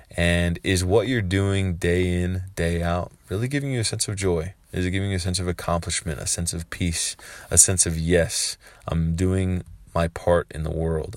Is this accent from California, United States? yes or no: yes; San Francisco, California, United States; I grew up in San Francisco, California